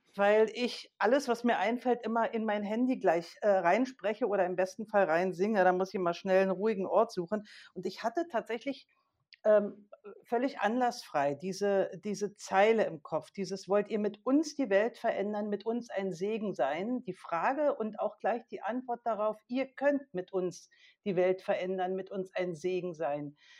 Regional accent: Berlin, Germany; als aktives Gemeindemitglied bei uns in Berlin

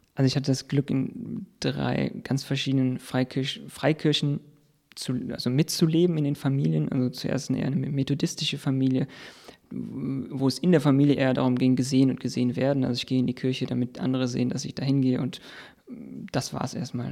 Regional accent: near the Fortuna open-cast mine, North Rhine-Westphalia, Germany; im Prinzip bin ich direkt in der Nachbarschaft aufgewachsen

